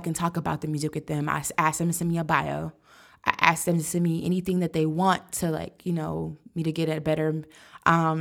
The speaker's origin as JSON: {"language": "English", "town": "Biloxi", "region": "Mississippi", "country": "United States", "tie": "born or raised there", "said": "I was born in Biloxi, Mississippi"}